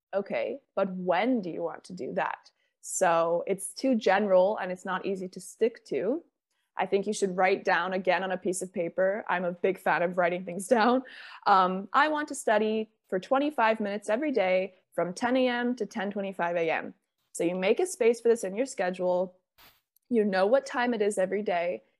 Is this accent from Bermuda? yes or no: yes; Bermuda; now in Spain; I'm from Bermuda.